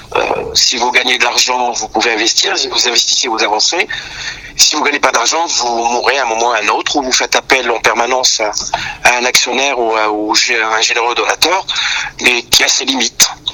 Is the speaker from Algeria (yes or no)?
yes; Algiers, Algiers Province, Algeria; moved away as an adult; now in France; je suis né à Alger, j'ai vécu à Alger jusqu'à l'âge de vingt-trois ans